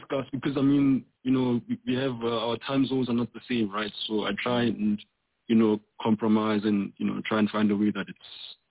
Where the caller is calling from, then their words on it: Johannesburg, Gauteng, South Africa; I'm calling from Johannesburg, South Africa.